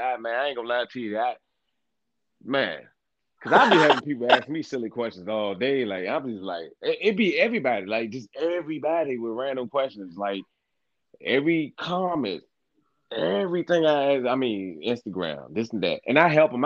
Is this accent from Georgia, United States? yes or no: no; Virginia, United States; I'm from Virginia, y'all